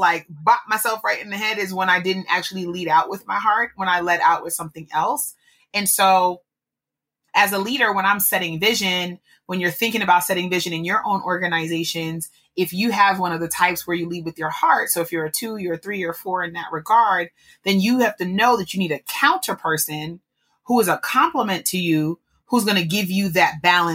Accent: New York, United States; I'm a New Yorker

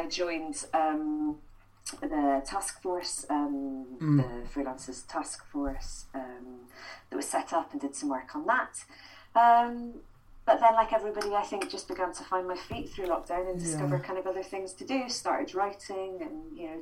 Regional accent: Edinburgh, Scotland, United Kingdom; I grew up in Edinburgh, so we had the Fringe on our doorstep as well

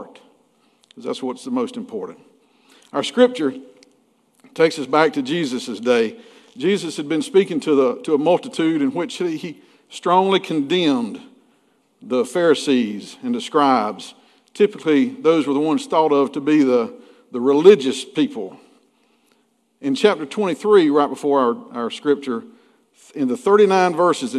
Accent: McRae, Georgia, United States; When I was growing up in McCray, Georgia, back in the 70s and 80s

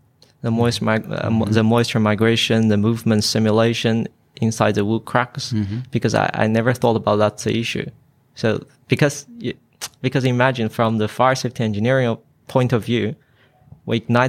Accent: China; moved away as an adult; now in Queensland, Australia; I came from China

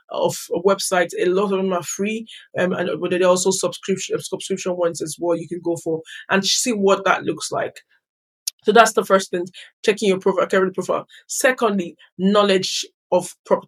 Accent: Nigeria; moved away as an adult; now in United Kingdom; I grew up in Nigeria and relocated to the United Kingdom as an adult.

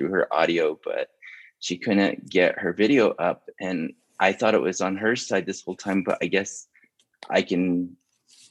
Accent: Upper Fruitland, New Mexico, United States; moved away; also born or lived in Shiprock, New Mexico; I was born in Shiprock, but I was raised in the Upper Fruitland region, which is just shy of the reservation line

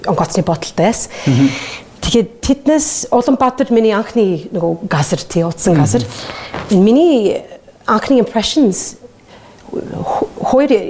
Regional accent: United States; Mongolian is a second language; moved away as an adult; also born or lived in England; now in United Kingdom; Тийм өөр юм би Америк хүн Харин англид нөгөө хитэн сүүлэн жил тэнд амьдарч байгаа.

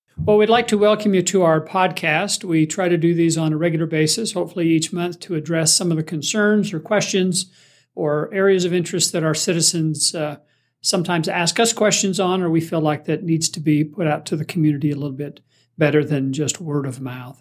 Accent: Springville, Utah, United States; me growing up in Springville

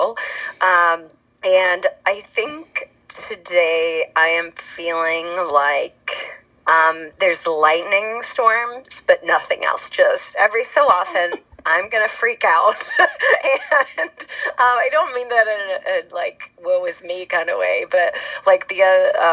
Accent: Charlottesville, Virginia, United States; now in Denver, United States; I'm originally from Charlottesville, Virginia, but I live in Denver, Colorado

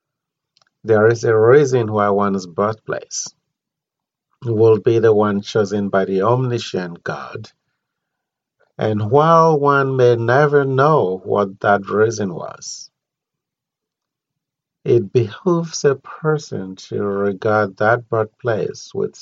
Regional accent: Nigeria; moved away; I was born there

